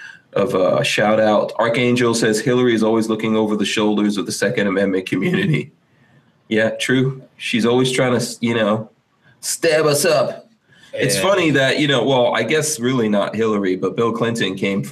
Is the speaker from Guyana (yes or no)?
yes; Guyana; moved away; I'm from the British side